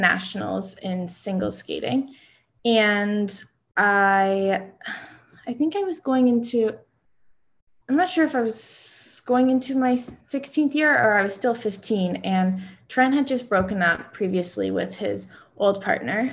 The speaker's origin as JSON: {"language": "English", "country": "Canada", "said": "being a Canadian"}